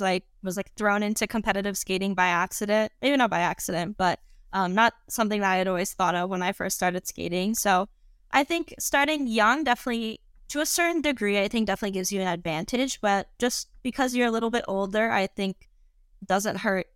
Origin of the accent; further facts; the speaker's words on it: St. Louis, Missouri, United States; also born or lived in Colorado Springs, Colorado; now in Madison, United States; I born and raised in St. Louis, Missouri